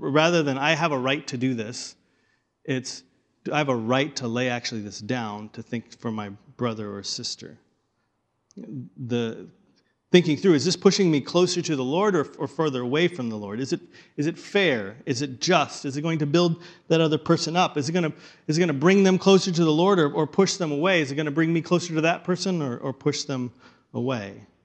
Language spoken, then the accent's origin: English; the Bible Belt, United States; now in Pacific Northwest, United States; I grew up in the Bible Belt